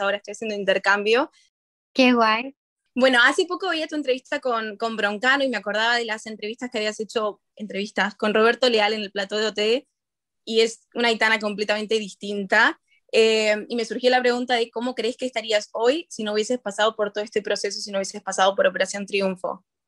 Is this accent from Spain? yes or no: no; Chile; soy de Chile